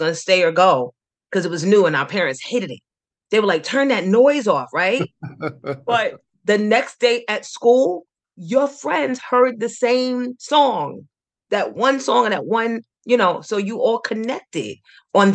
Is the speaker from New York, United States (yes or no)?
yes; New York City, New York, United States; Growing up in Astoria was probably just like anybody else's story growing up in the 70s